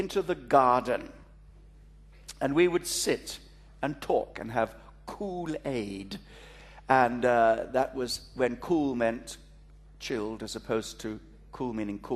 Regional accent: Kalgoorlie, Western Australia, Australia; accent: Australian; moved away; also born or lived in East Africa; I was born in East Africa, brought up in Australia.

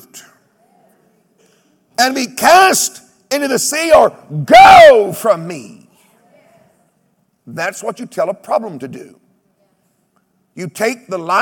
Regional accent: United States; I come from Oklahoma, Texas, where we have rattlesnakes and badgers

